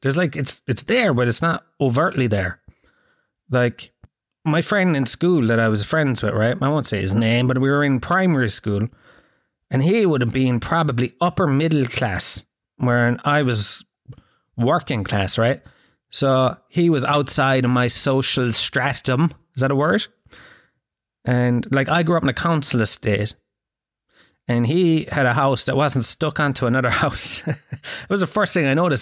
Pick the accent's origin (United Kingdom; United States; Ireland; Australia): Ireland; Tralee, Munster; I grew up in Gallows Field, man. If you ever want to see teeth go rotten green, grow up in a council estate in the early nineties in Tralee